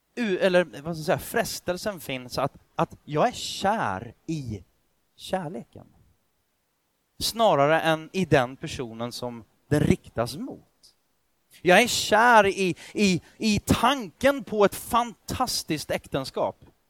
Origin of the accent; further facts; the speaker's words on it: Sweden; jag är född i Sverige